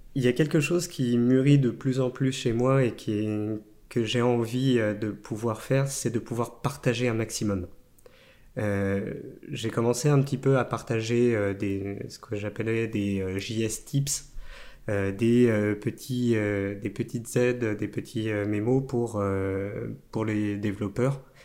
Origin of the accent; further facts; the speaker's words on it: Nantes, Pays de la Loire, France; also born or lived in La Chapelle-sur-Erdre; je suis né à Nantes et au final, mon père était directeur technique à Alcatel d'Orvaux